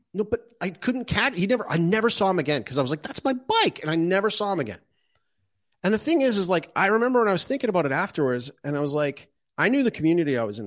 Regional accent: Calgary, Alberta, Canada; moved away; when I was growing up in Calgary

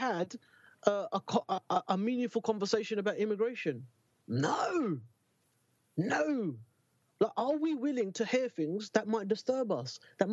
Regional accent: London, United Kingdom; I'm fucking born and bred in Newham

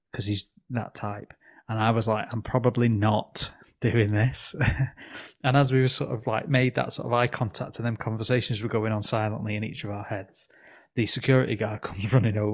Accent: England, United Kingdom; us for being English

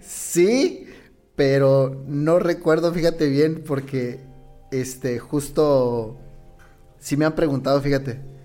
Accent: Las Choapas, Veracruz, Mexico; now in La Piedad, Mexico; soy originario de Las Chopas, Veracruz, eh, tengo ya aquí ah, alrededor de 20 tres años más o menos, le calculo. Aquí en La Piedad ya soy más piadense que, que jarocho

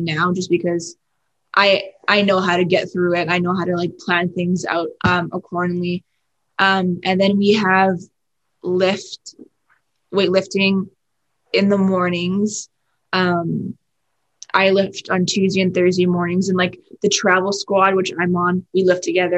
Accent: Vancouver, British Columbia, Canada; I'm from Vancouver, BC, in Canada

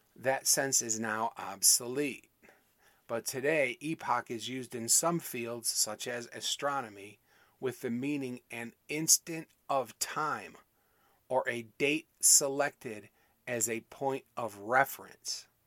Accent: Michigan, United States; where I grew up in Michigan

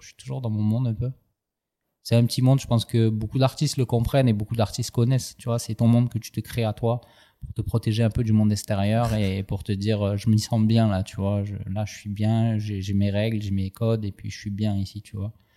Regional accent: Aubagne, Provence-Alpes-Côte d'Azur, France; mon corps est né à Aubagne, de l'union de, de, mon papa Alain et de ma maman Josie, qui se sont séparés assez jeunes

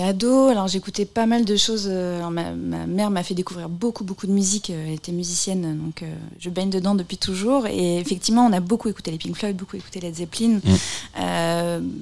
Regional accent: Bourges, Centre-Val de Loire, France; je suis de Bourges aussi à la base

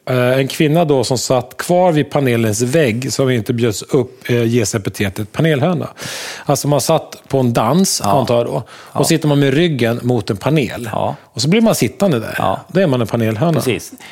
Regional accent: Gotland, Sweden; Jag är från Gotland.

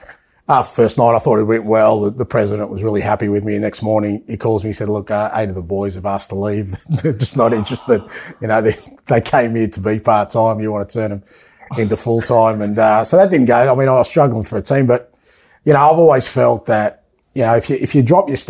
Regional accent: Athens, Attica, Greece; moved away; I was born in Athens

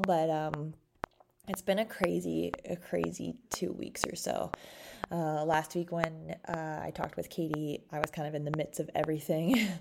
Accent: Canada; we're both from Canada

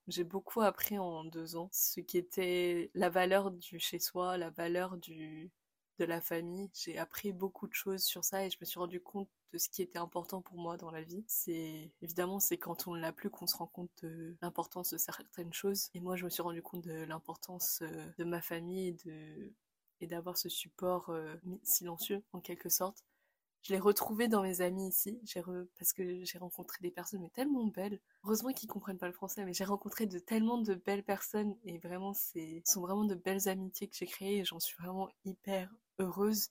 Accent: France; moved away as an adult; now in England, United Kingdom; je me définis vraiment comme française. C'est normal, c'est là où j'ai grandi, c'est là où j'ai vécu, c'est là où je suis née.

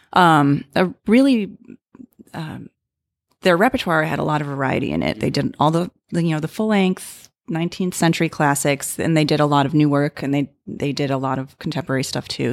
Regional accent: Libertyville, Illinois, United States; I went to a, um, a s, local studio in my hometown of Libertyville, Illinois

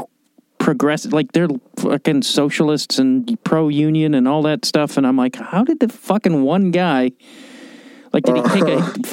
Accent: Illinois, United States; moved away; also born or lived in Chicago; I'm from Illinois.

